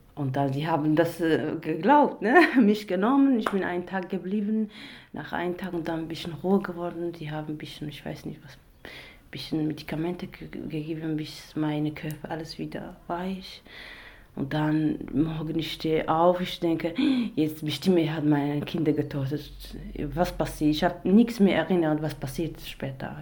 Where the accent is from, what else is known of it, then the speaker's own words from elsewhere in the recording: Iraq; German is a second language; moved away as an adult; now in Germany; ich komme aus dem Irak. Seit äh, vier Jahren bin ich in Deutschland